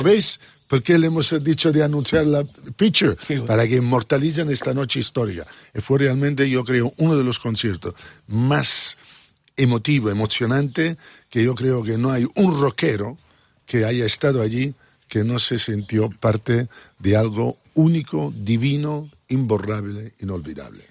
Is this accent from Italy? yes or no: yes; Italy; Spanish is a second language; moved away as an adult; also born or lived in Barcelona, Spain; now in Ibiza, Spain; yo nací en provincia en Italia